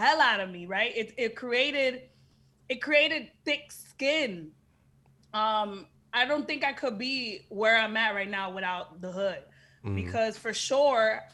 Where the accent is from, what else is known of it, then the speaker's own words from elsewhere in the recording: Miami Gardens, Florida, United States; Miami's where I'm from Carroll City